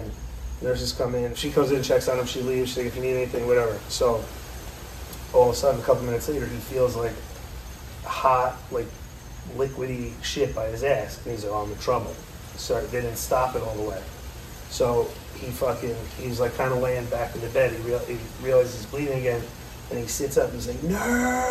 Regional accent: Tarrytown, New York, United States; I'm from Tarrytown

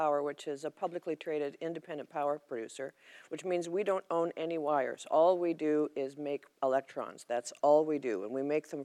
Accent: Alberta, Canada; I'm from Alberta

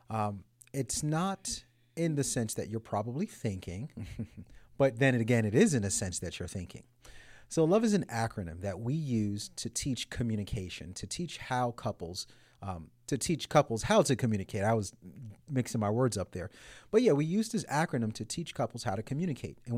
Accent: United States; I'm American

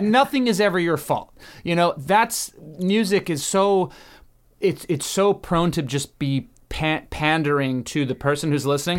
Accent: Southern Maryland, United States; now in Los Angeles, United States; I'm from Maryland, uh, Southern Maryland people

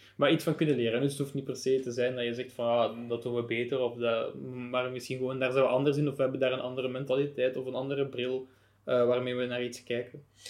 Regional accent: Belgium

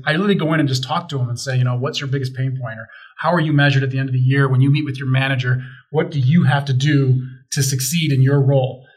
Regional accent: Chicago, Illinois, United States; I grew up in Chicago

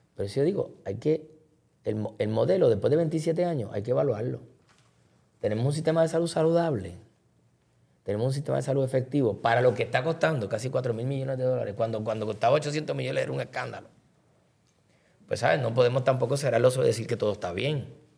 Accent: Caguas, Puerto Rico; de Cagua, de mi pueblo

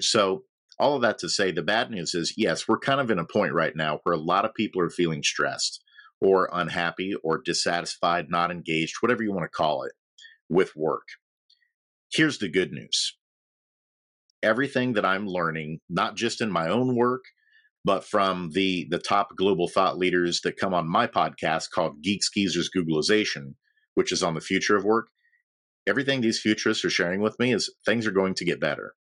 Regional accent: Logansport, Indiana, United States; moved away; also born or lived in Nashville, Tennessee; I'm from Indiana. Um, a little town called Logansport

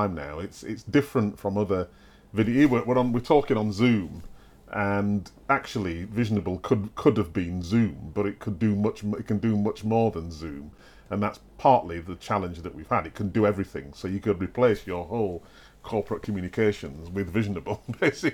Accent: Wakefield, Yorkshire and the Humber, United Kingdom; I grew up in Wakefield

